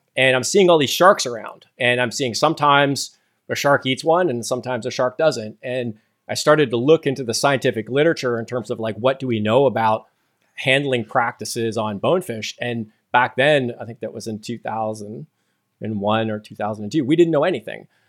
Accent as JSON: {"language": "English", "area": "just outside Toronto", "region": "Southern Ontario", "country": "Canada", "tie": "born or raised there", "moved": "as an adult", "lives_now": "Amherst, United States", "said": "I grew up in Southern Ontario, uh, just outside of Toronto."}